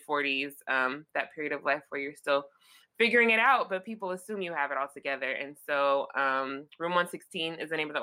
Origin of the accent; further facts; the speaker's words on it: Los Angeles, California, United States; I am from Los Angeles. That is where I am now